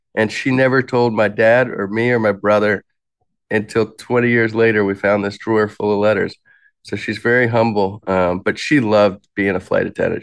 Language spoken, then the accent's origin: English; Alexandria, Virginia, United States; moved away; I was born in Alexandria, Virginia, in nineteen eighty-seven